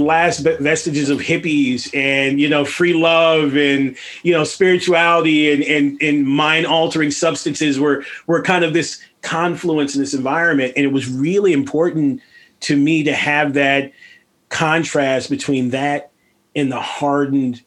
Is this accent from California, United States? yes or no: yes; Los Angeles, California, United States; I was raised in Venice Beach, California